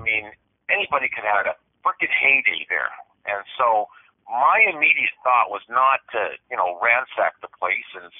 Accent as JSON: {"language": "English", "country": "Canada", "said": "I'm a Canadian truck driver"}